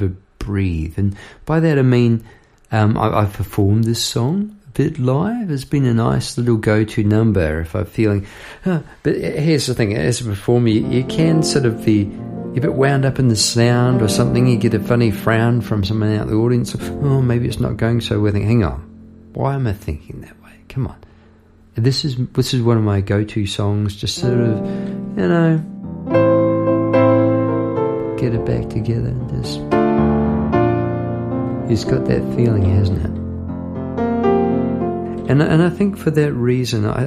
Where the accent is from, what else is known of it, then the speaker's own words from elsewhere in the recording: Palmerston North, Manawatū-Whanganui, New Zealand; moved away; also born or lived in Victoria, Australia; It flows past Palmerston North, which is where I grew up in New Zealand